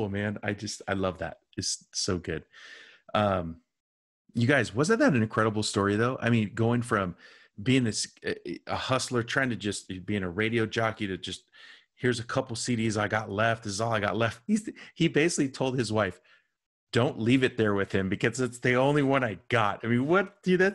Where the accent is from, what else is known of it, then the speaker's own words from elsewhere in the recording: United States; I was just this white dude from the United States